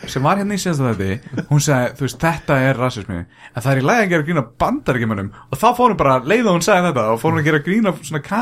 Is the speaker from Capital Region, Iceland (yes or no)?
no; Keflavík, Southern Peninsula, Iceland; og ég kem frá Keflavík ekki Keflæk